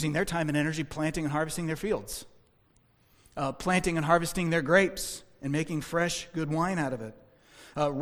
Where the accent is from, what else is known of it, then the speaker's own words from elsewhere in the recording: United States; as American Christians